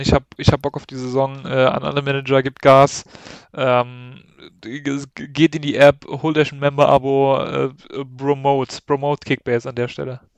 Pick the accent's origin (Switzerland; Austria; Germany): Germany; Saarland; Saarländer schon